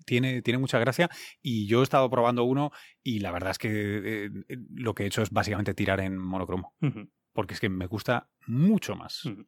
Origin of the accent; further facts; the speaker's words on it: Barcelona, Catalonia, Spain; now in New York, United States; yo además soy originalmente catalán, soy de Barcelona